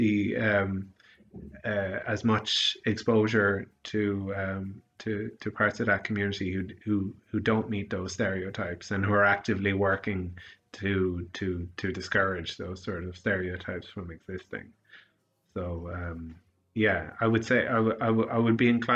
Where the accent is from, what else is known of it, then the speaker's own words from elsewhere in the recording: Sligo, Connacht, Ireland; also born or lived in United Kingdom; growing up in Sligo